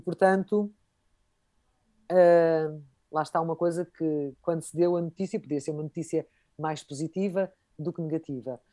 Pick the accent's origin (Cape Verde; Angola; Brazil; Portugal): Portugal; enquanto portuguesa